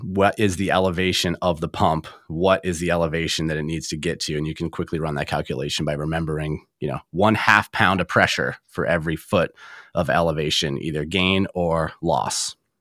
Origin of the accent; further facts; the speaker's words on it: Traverse City, Michigan, United States; my hometown of Traverse City, Michigan